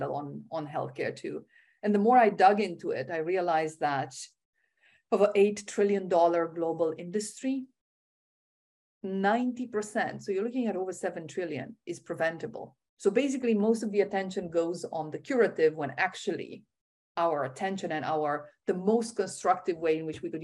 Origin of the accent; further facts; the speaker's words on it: Romania; I was born in Romania